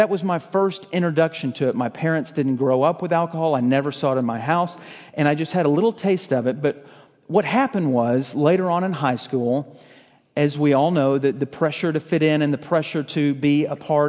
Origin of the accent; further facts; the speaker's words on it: Fort Worth, Texas, United States; also born or lived in Lufkin, Texas; I was from Fort Worth, got involved with this church there